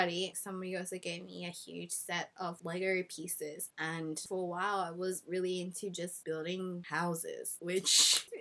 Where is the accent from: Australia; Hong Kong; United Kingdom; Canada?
Hong Kong; So I grew up in Hong Kong